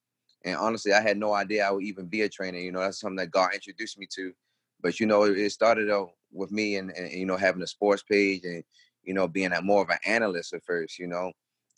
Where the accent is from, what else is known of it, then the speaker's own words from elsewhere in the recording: Baltimore, Maryland, United States; now in Charlotte, United States; growing up in Baltimore